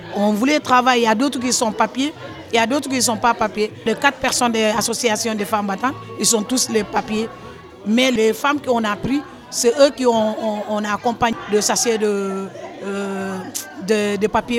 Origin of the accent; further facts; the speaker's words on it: Senegal; moved away as an adult; now in France; je viens du Sénégal.